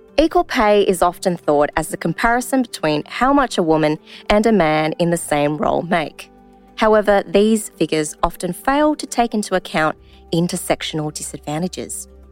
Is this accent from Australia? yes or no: yes; Australia; I identify as Asian Australian. I'm born here, bred here